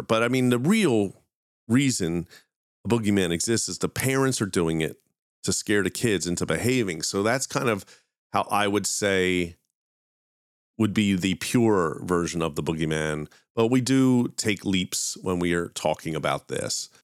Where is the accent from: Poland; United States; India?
United States; Philadelphia, Pennsylvania; my hometown of Philadelphia